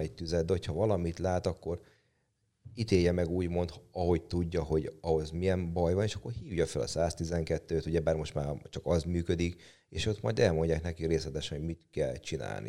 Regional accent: Hungary; ahol fölnőttem, az, ott a Tarjánban nőttem föl

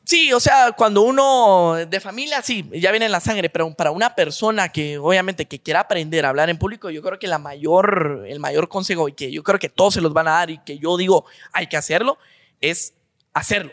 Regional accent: Guatemala; somos guatemaltecos

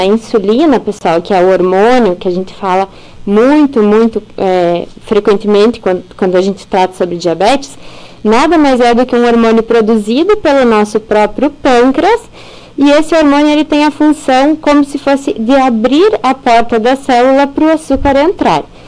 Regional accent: Carazinho, Rio Grande do Sul, Brazil; moved away as an adult; also born or lived in Chapecó / São Paulo; nasci e cresci aqui na cidade de Carazinho

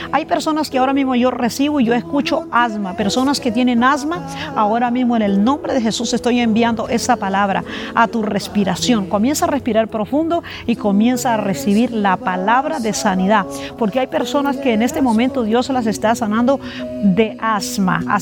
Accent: La Guajira, Colombia; Nosotros venimos de La Guajira con mi

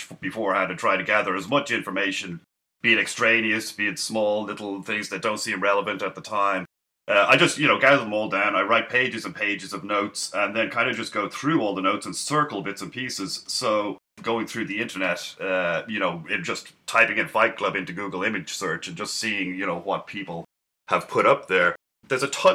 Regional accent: Dublin, Leinster, Ireland; moved away as an adult; now in San Francisco, United States; from Dublin. I was born in Dublin, grew up in Ireland. Then I moved to San Francisco, probably mid or the late 90s, and have been working here since.

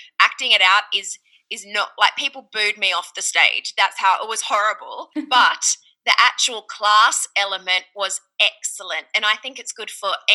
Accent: Australia; accent: Australian; moved away as an adult; also born or lived in Ohio; now in Los Angeles, United States; my accent that I'm Australian

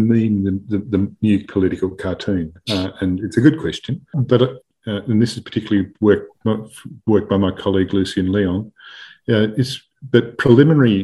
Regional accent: Melbourne, Victoria, Australia; I grew up in Melbourne

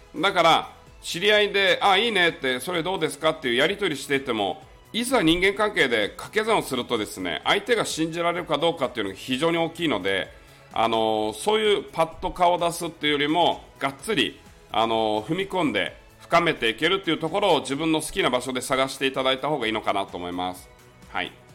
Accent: Miyakojima, Okinawa, Japan; moved away; 台風銀座って言われてる宮古島の出身なんですね、僕はあの沖縄県なんですが

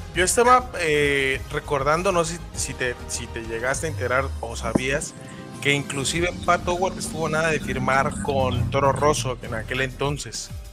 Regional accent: Mexico; como mexicanos

